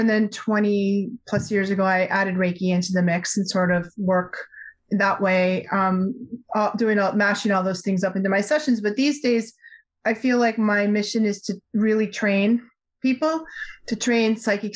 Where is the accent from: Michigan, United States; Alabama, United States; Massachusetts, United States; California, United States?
Massachusetts, United States; Newton; I grew up just outside Boston in the 60s, 70s, and 80s